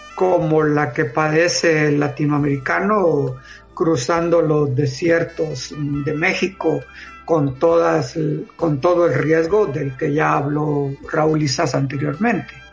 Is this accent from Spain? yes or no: no; Guatemala; soy de Guatemala